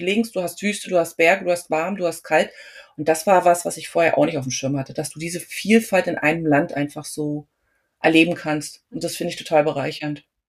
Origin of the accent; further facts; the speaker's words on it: Germany; mein Mann und ich, wir sind beide Deutsche